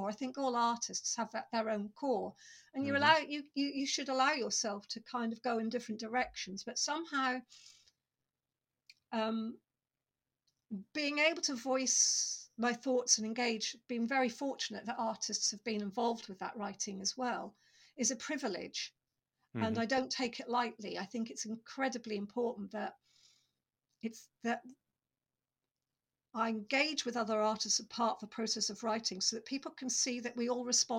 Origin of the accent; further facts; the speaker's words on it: Norfolk, East of England, United Kingdom; I grew up in Norfolk